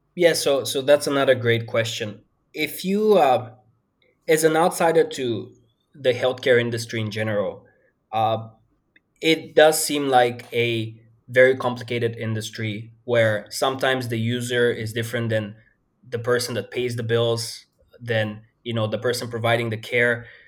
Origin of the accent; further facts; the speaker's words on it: Bulgaria; moved away as an adult; also born or lived in Denmark; I grew up in a fairly small town in Bulgaria